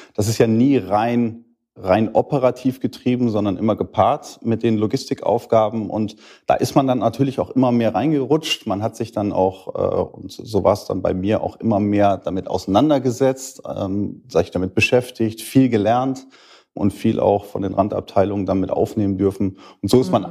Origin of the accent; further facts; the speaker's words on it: Schüttorf, Lower Saxony, Germany; bin 38, komme aus Schüttorf